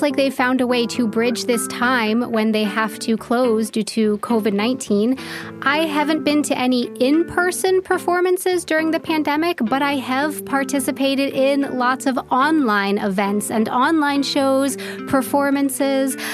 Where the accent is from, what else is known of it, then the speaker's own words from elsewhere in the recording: United States; moved away as an adult; now in Munich, Germany; I'm an American who has been living in Germany for around 10 years now, specifically in Munich